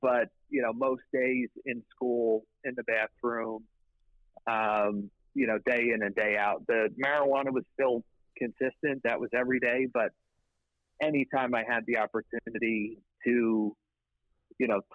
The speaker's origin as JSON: {"language": "English", "area": "outside Philadelphia", "region": "Pennsylvania", "country": "United States", "tie": "born or raised there", "said": "Just outside of Philadelphia"}